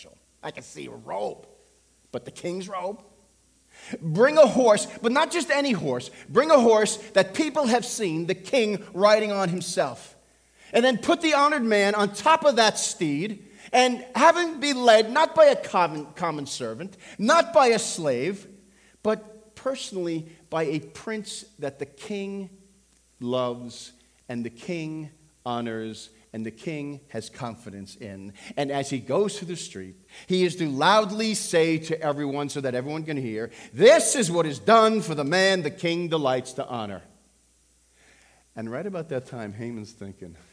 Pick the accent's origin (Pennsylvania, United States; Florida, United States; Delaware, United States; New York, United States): New York, United States; Levittown; I grew up on Long Island. I went to school in Levittown.